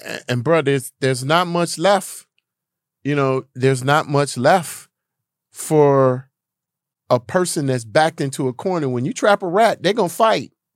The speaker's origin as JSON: {"language": "English", "country": "United States"}